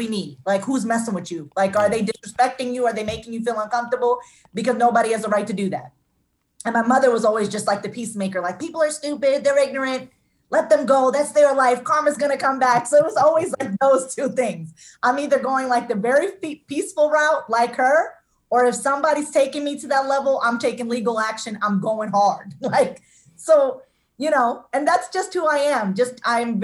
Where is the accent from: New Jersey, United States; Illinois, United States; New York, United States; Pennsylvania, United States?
New Jersey, United States; Jersey City; also born or lived in Union, New Jersey; I grew up in Jersey City. Then we moved to a town called Union in New Jersey. So I've been in New Jersey all my life